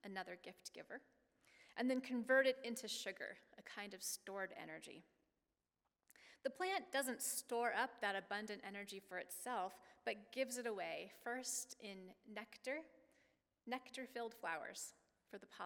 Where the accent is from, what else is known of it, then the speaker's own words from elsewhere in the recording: Oregon, United States; moved away; I grew up in Oregon